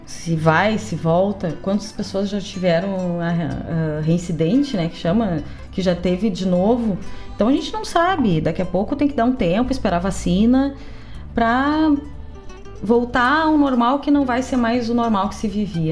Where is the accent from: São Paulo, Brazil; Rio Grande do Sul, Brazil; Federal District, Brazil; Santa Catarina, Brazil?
Rio Grande do Sul, Brazil; Cachoeira do Sul; moved away as an adult; now in Porto Alegre, Brazil; Ah, sou de Cachoeira do Sul